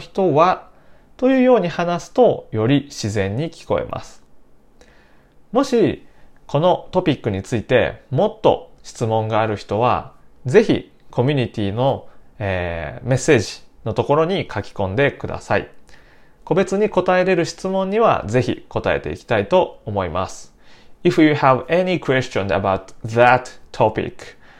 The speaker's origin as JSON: {"language": "Japanese", "region": "Nara", "country": "Japan", "tie": "born or raised there", "said": "私の出身は奈良県です"}